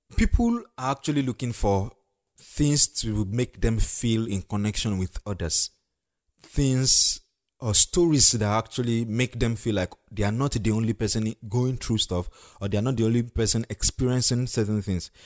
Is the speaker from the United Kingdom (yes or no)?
no; Ondo, Nigeria; the state I come from, Ondo State